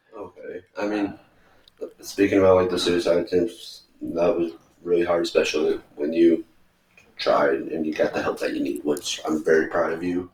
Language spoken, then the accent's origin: English; the South, United States; moved away; growing up in the South